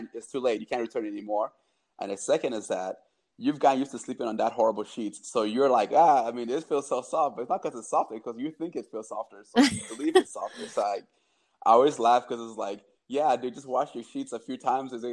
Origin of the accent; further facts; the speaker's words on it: Cameroon; I'm from Cameroon